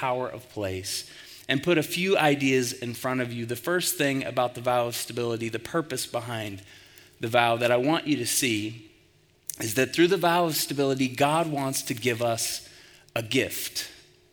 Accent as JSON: {"language": "English", "town": "Tulsa", "region": "Oklahoma", "country": "United States", "tie": "born or raised there", "moved": "yes", "lives_now": "Colorado Springs, United States", "said": "The church that I grew up in Tulsa, Oklahoma"}